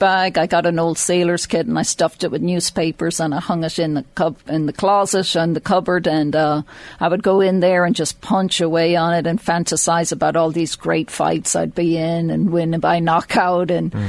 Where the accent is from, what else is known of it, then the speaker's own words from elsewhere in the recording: Mornington, Leinster, Ireland; I'm from Mornington, just outside Drogheda.